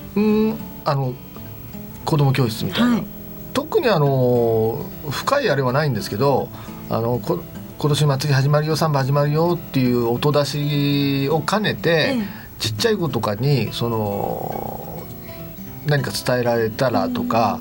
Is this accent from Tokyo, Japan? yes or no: yes; Kodaira, Tokyo, Japan; 私あのもともと花子金井の生まれ育ちなんですけど